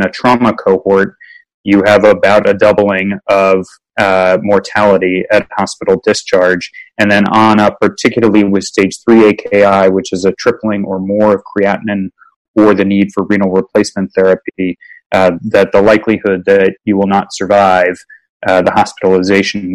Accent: Virginia, United States; when I was growing up in Virginia

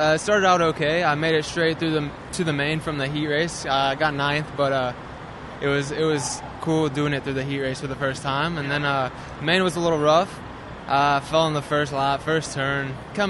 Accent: Houston, Texas, United States; I'm from Houston, Texas.

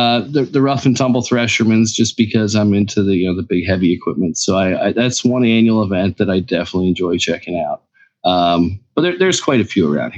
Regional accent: Lancaster, Pennsylvania, United States; Well, I was born in Lancaster General. So there you go. 40 years.

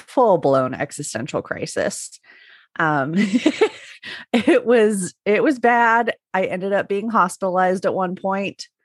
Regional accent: Northern Utah, United States; I did grow up in Northern Utah, so right near Mormon Mecca there.

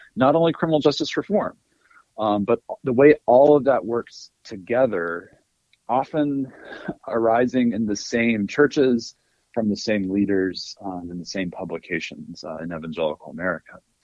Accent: North Alabama, United States; moved away as an adult; also born or lived in Illinois / North Carolina; now in Boston, United States; originally from Alabama. I grew up in North Alabama

